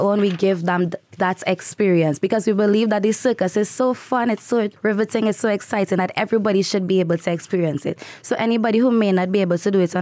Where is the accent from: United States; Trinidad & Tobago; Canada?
Trinidad & Tobago; moved away; I'm from Trinidad